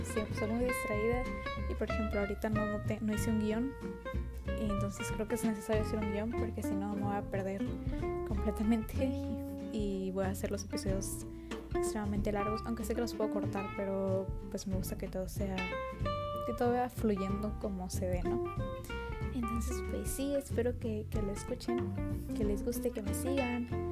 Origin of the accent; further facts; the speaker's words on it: Baja California, Mexico; Tengo 16 años, soy de Baja California.